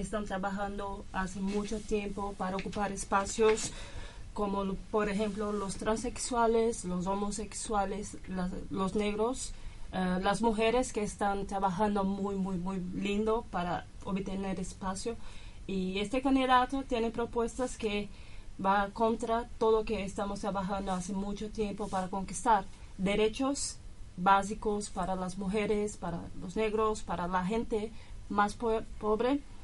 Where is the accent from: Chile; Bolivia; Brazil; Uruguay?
Brazil; São Paulo; Spanish is a second language; moved away as an adult; now in Argentina; de Brasil, São Paulo